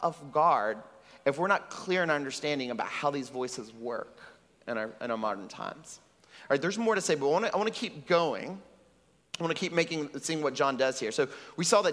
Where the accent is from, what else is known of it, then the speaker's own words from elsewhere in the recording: Texas, United States; now in Puerto Rico; I grew up in Texas